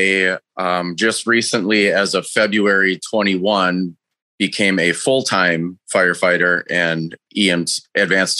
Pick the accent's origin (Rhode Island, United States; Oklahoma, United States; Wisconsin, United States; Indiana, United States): Wisconsin, United States; Racine; also born or lived in Jackson, Wisconsin; I grew up in Racine, Wisconsin